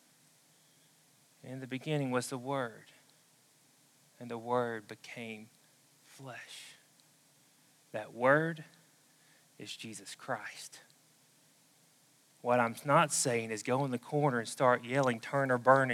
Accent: the South, United States; accent: southern; my southern accent

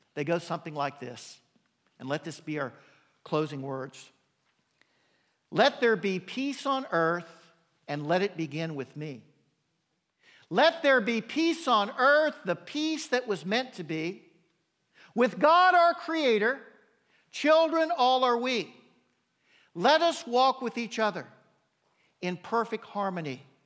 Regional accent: United States

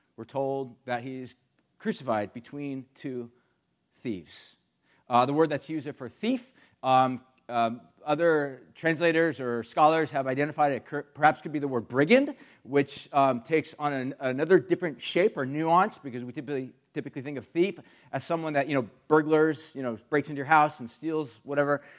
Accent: United States; especially as American Christians

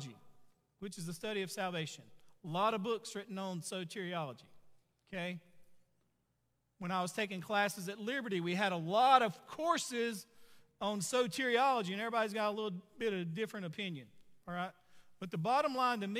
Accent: Sugarloaf, United States; I grew up in Sugarloaf

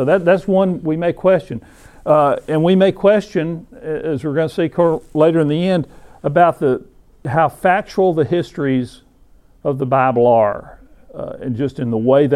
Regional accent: Scottsboro, Alabama, United States; moved away; also born or lived in Oklahoma; I grew up in Alabama, an incredibly racist place, in a little town called Scottsboro

